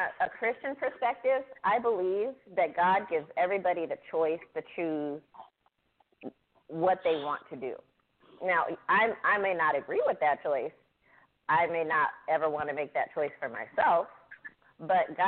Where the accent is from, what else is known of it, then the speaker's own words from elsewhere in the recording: Oakland, California, United States; I am from the Bay Area, Oakland specifically